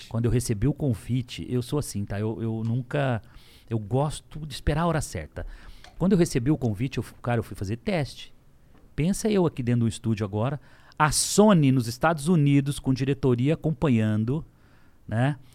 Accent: Lins, São Paulo, Brazil; also born or lived in São José do Rio Preto; eu vendia coxinha, que é verdade em Lins, com 12 anos de idade

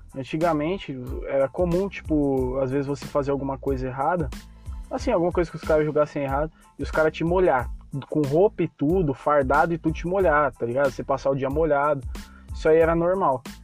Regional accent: São Paulo, Brazil; eu sou de São Paulo

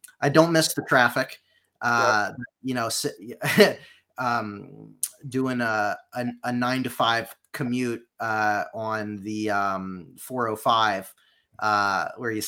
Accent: Point Pleasant, New Jersey, United States; moved away as an adult; also born or lived in Lancaster, Pennsylvania / Orange County, California; we moved to New Jersey for a little while, Jersey Shore, Point Pleasant, New Jersey specifically

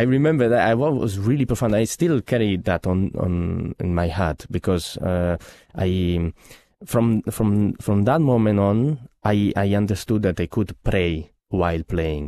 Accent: Genoa, Liguria, Italy; moved away; I come from Genoa, which is the birthplace of Paganini

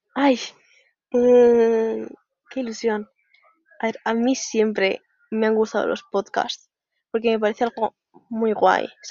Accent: Zaragoza, Aragon, Spain; soy de Zaragoza

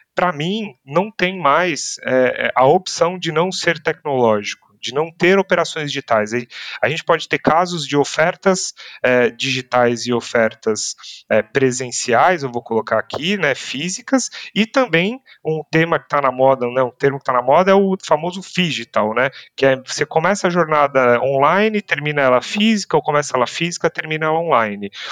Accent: Brazil; Nossas interações, as nossas como brasileiros, interações nesta região são muito positivas

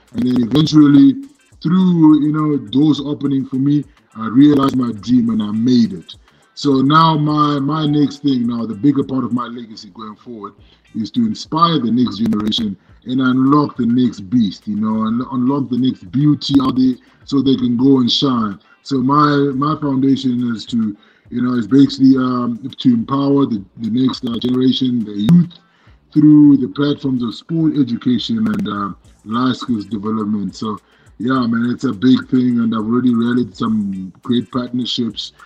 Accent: Zimbabwe; where I was born and raised in Zimbabwe

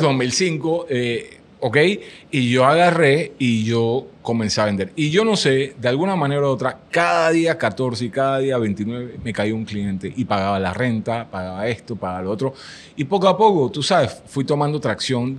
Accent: Panama; yo, yo, soy del otro lado del mundo, soy de Panamá

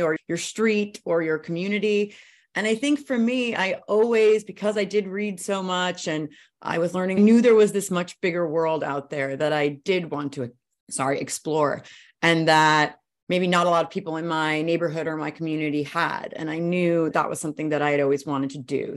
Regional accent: Brooklyn, New York, United States; now in California, United States; I grew up in Brooklyn

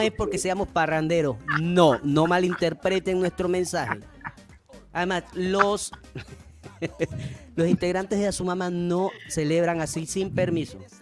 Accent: Panama; yo soy panameño

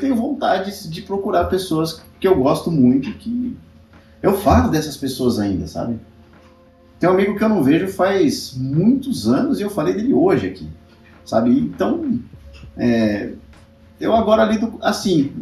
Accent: São Paulo, Brazil; also born or lived in Guarulhos; Então eu morava na bem extremo zona norte, estudava em Santana, que é longe, depois eu fui morar em Guarulhos, agora eu tô aqui na zona oeste

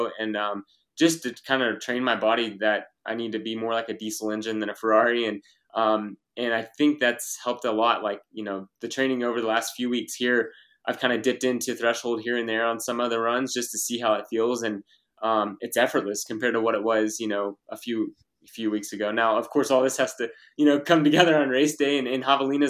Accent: Texas, United States; growing up in Texas and the heat

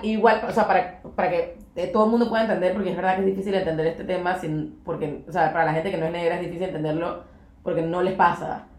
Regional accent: Panama; somos súper panameñas

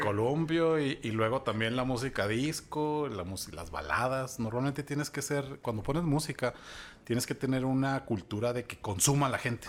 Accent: Chihuahua, Mexico; also born or lived in Ciudad Juárez; soy una persona que ha vivido la mayor parte de su vida en Ciudad Chihuahua. Mi acta de nacimiento dice que nací en Ciudad Juárez, pero la verdad es que no recuerdo nada de Ciudad o sea, Juárez.

